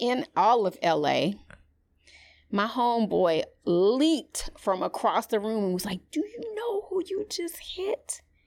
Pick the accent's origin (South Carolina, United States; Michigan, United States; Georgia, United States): Georgia, United States; Atlanta; growing up in Atlanta